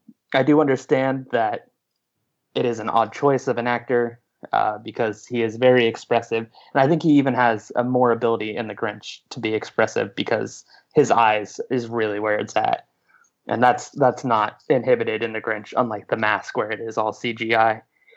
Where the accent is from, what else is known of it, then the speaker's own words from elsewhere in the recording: upstate New York, United States; I grew up in upstate New York, literally an hour away from the border. Most people would say we are more Canadian than most Canadians are.